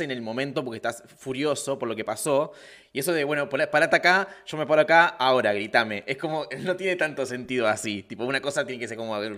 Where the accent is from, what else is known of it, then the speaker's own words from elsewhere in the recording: Córdoba, Argentina; es con la vacuna o el paracetamol o algo, o que soy cordobés